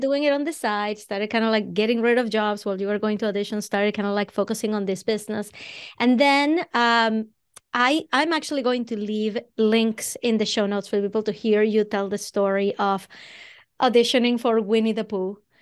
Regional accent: Venezuela; English is a second language; moved away as an adult; now in Boston, United States; I'm originally from Venezuela. That's where the accent comes from

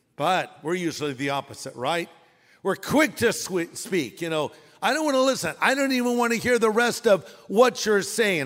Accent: California, United States; I'm from California

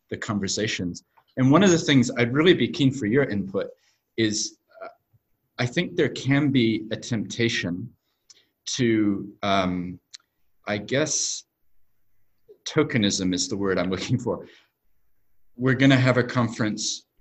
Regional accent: New Zealand; also born or lived in United States; I was born in America. Actually, moved to New Zealand when I was seven, so right. my accent isn't actually very accurate.

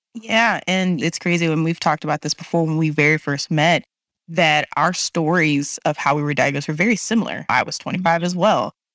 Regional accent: Texas, United States; being from Texas

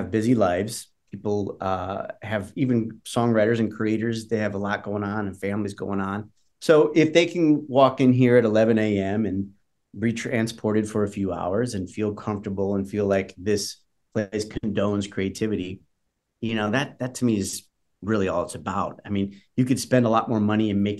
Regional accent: Detroit, Michigan, United States; now in Nashville, United States; I'm from Detroit

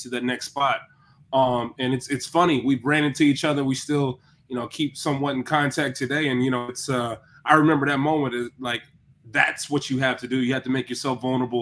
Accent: Cleveland, Tennessee, United States; I'm a Bradley County kid. It's a good spot.

